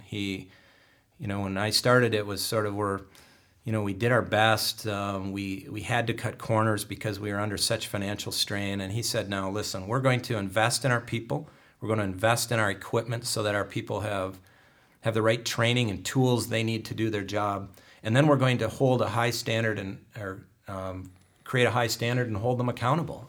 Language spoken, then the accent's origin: English; Cadillac, Michigan, United States; I grew up in Cadillac, uh, went to high school, f, graduated from Cadillac High School